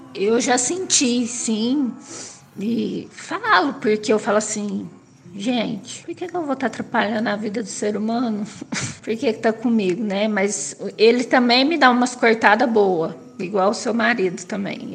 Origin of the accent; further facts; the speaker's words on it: interior of São Paulo, Brazil; Sou do interior de São Paulo